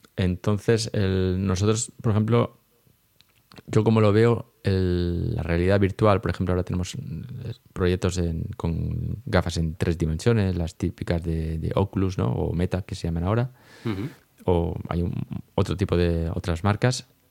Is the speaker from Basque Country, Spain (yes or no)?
no; Elche, Valencian Community, Spain; moved away as an adult; now in Lausanne, Switzerland; yo soy un ilicitano de Elche, eh, afincado aquí en Suiza de hace una buena década.